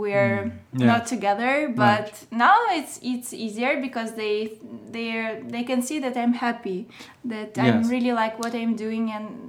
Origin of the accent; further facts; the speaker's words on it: Moscow, Russia; English is a second language; I can say that it's, Russia is really different.